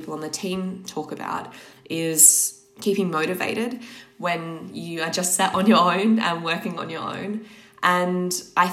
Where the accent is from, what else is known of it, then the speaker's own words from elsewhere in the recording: Australia; now in London, United Kingdom; I'm from Australia originally